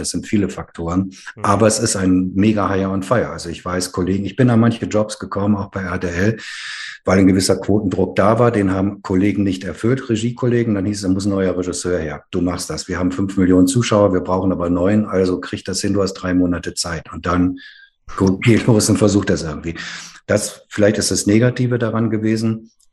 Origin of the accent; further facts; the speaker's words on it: Ruhr area, North Rhine-Westphalia, Germany; Ich bin ja in der Gemeinde meiner Eltern groß geworden, äh, evangelisch sprechliche Gemeinde im Ruhrgebiet